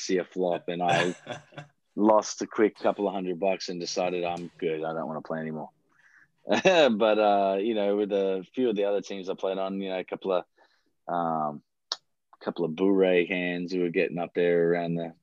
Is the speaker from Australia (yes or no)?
yes; Australia; also born or lived in United States